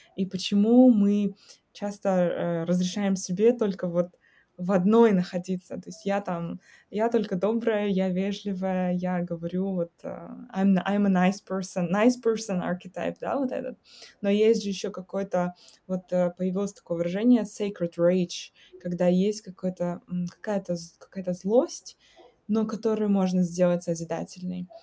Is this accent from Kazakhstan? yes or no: yes; Kazakhstan; moved away